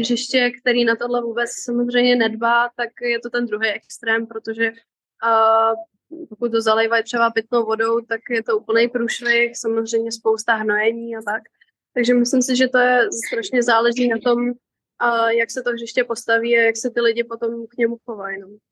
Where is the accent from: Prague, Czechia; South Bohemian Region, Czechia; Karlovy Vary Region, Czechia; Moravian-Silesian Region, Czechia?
Karlovy Vary Region, Czechia; Karlovy Vary; moved away; also born or lived in Texas, United States; Já jsem původně z Varu